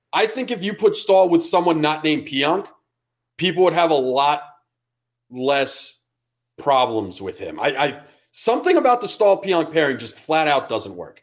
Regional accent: Westport, Connecticut, United States; I'm a, I'm a child from Westport, Connecticut. Fairfield County does not have fucking accents.

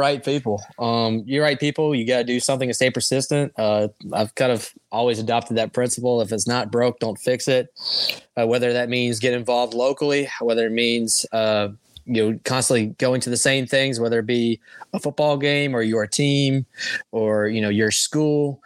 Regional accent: Oxford, Mississippi, United States; growing up in Oxford, growing up, going to Ole Miss games

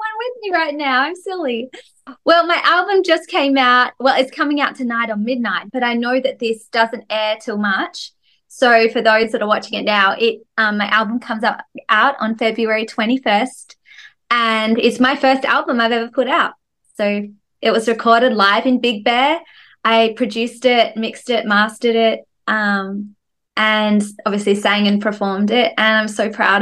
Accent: Perth, Western Australia, Australia; moved away as an adult; now in Los Angeles, United States; I am a girl from Perth, Australia

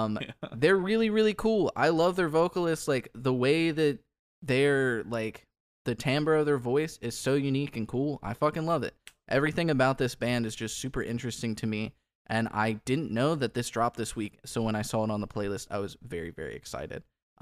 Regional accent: Kentucky, United States; I grew up in Kentucky

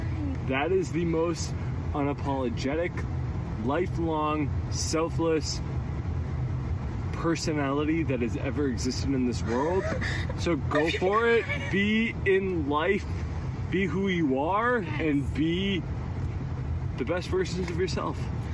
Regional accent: Nashua, New Hampshire, United States; from Nashua, New Hampshire. Age 30.

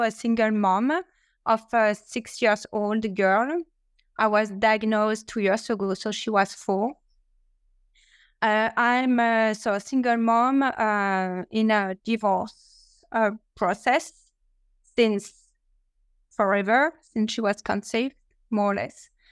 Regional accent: France; English is a second language; now in New York, United States; with my accent that I'm not uh, American, I'm French, but I'm living in in New York

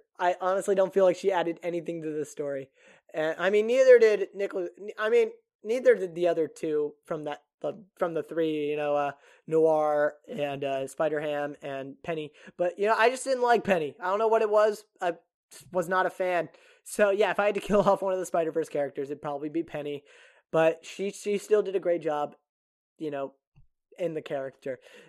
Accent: Japan; I grew up in Japan, so, and they didn't have American television overseas.

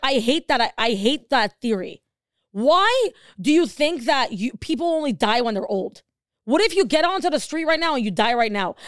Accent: Los Angeles, California, United States; we're from Los Angeles.

